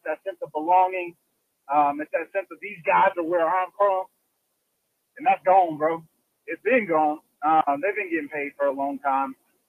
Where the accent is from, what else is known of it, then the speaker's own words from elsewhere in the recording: South Carolina, United States; moved away as an adult; now in Seattle, United States; I'm from South Carolina. I'm out here in this world trying to make it. You know, that's why I live in the Pacific Northwest.